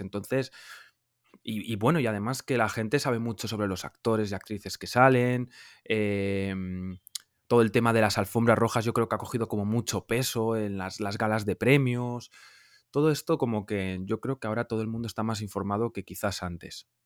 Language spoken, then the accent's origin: Spanish; Logroño, La Rioja, Spain; moved away as an adult; now in Madrid, Spain; vengo de La Rioja, de Logroño, de una ciudad pequeña de España, pero me mudé con 19 años a Madrid